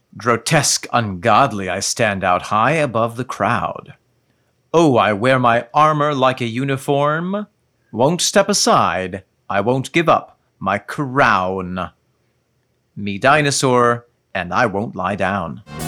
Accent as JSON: {"language": "English", "country": "United States", "said": "I, as an American"}